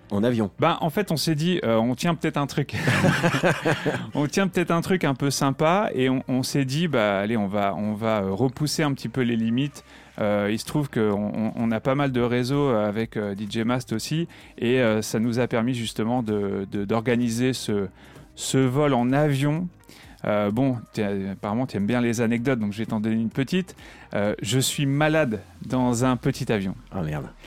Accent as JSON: {"language": "French", "town": "Reims", "region": "Grand Est", "country": "France", "tie": "born or raised there", "said": "je suis natif de Reims. J'adore ma région. Je suis un peu chauvin."}